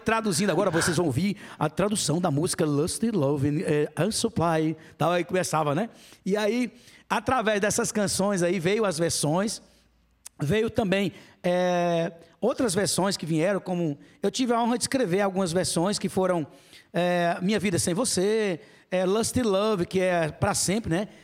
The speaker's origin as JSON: {"language": "Portuguese", "town": "Serra Talhada", "region": "Pernambuco", "country": "Brazil", "tie": "born or raised there", "said": "Cresci em Serra Talhada"}